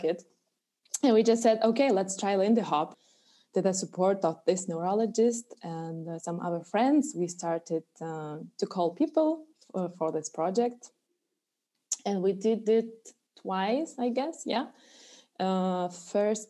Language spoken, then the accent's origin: English; Alytus, Alytus County, Lithuania; it's my hometown.